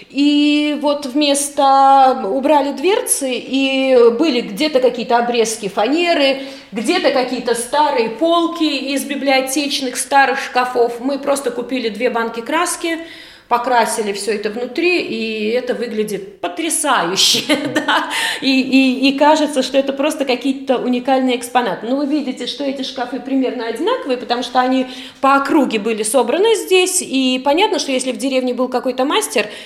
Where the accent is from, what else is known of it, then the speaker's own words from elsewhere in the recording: Indra, Krāslava Municipality, Latvia; born there; я родилась в Индорской волости. Бабушка приехала первой.